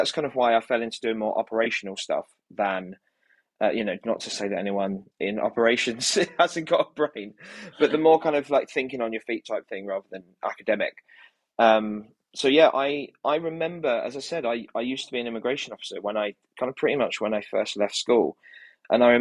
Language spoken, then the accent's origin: English; Kent, South East England, United Kingdom; now in London, United Kingdom; I grew up in Kent